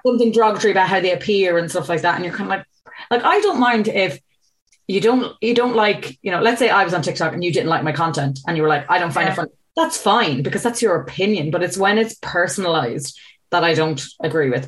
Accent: Ireland; I'm an Irish person

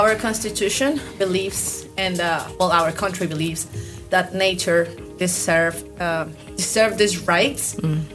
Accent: Ambato, Tungurahua, Ecuador; now in Durán, Ecuador; I was born in the Andean region. I mm-hmm. was born in this city called Ambato.

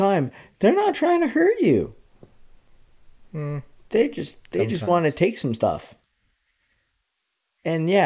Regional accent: Canada; I'm a Canadian

